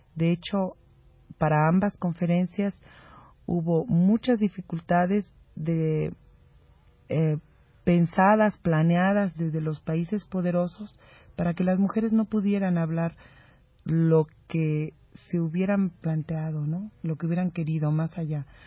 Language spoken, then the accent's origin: Spanish; Mexico; un poco como mexicana anfitriona